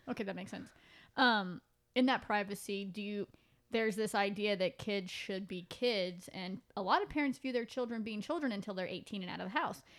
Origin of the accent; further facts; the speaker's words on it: Pacific Northwest, United States; moved away; I'm from the Pacific Northwest and where I went to school, ninth grade was in junior high.